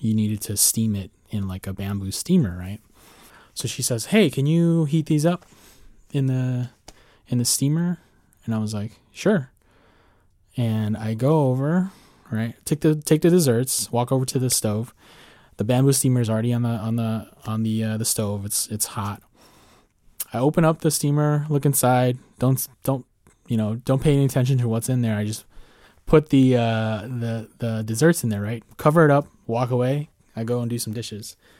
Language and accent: English; Midwest, United States; moved away as an adult; also born or lived in Chicago; now in Arlington, United States; first time living outside of the Midwest in my entire lifetime